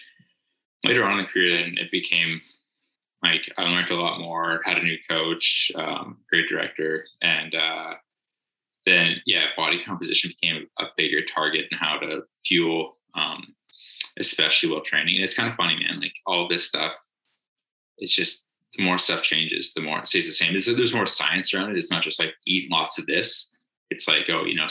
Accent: the Canadian Prairies, Canada; I am Canadian. I kind of grew up in kind of the prairies of Canada

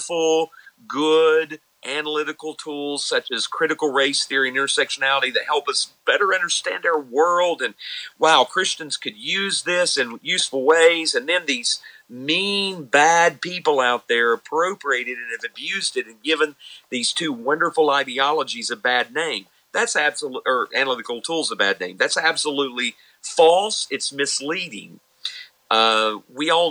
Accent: Tennessee, United States; I'm from Tennessee

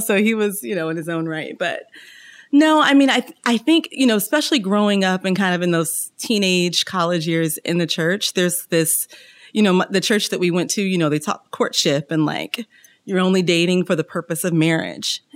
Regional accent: Kansas City, United States; I'm originally from Kansas City, home of the Kansas City Chiefs, Kansas City Royals

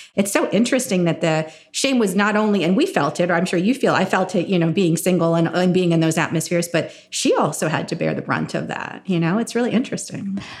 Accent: New Jersey, United States; growing up in New Jersey in a very white town, so I grew up in farm country

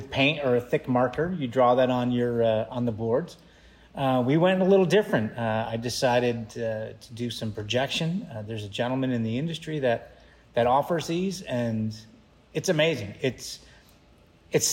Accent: Bristol, Connecticut, United States; accent: New England; moved away; I was born and raised in Connecticut, Bristol, Connecticut

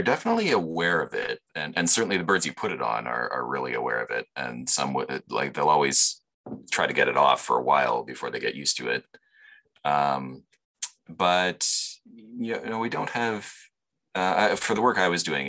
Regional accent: London, Ontario, Canada; also born or lived in Guelph, Ontario / Toronto, Ontario; I grew up here in London

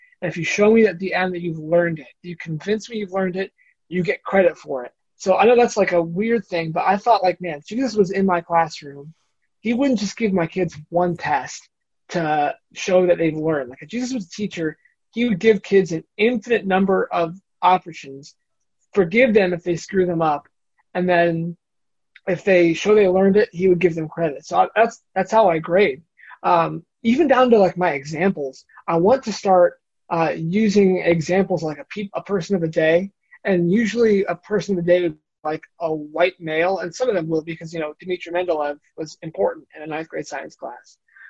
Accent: Bowling Green, Ohio, United States; So I mentioned I came from Bowling Green, there's a church there.

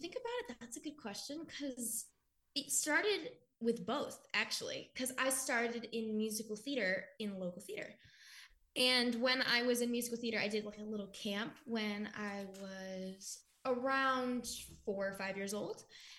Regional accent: The Woodlands, Texas, United States; And I was born in the Woodlands. So that's like more of the city upscale-y part of that section.

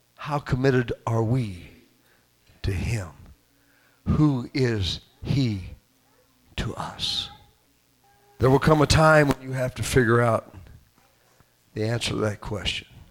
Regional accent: Southern Illinois, United States; also born or lived in Rockford, Illinois; I was born in Rockford, Illinois. And when my parents lived up there for a few years, my dad went up there for for better work, and, and that lasted a short time and uh, a few years I, I, I, that they stayed up there uh, until he got homesick, and Southern Illinois was calling his name, and he brought him and myself and my mother back to uh, to his hometown

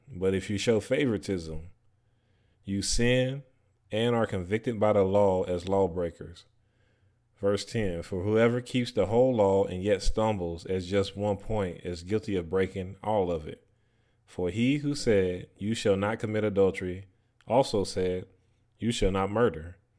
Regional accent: North Carolina, United States; where I grew up at in North Carolina

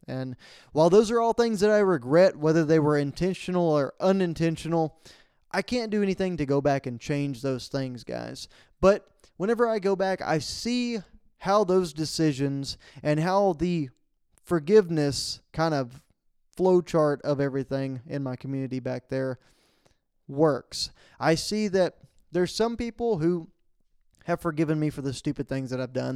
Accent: Falls County, Central Texas, United States; we went up to Central Texas, uh, back to my hometown for the Go Texan fundraiser at the county level for Falls County

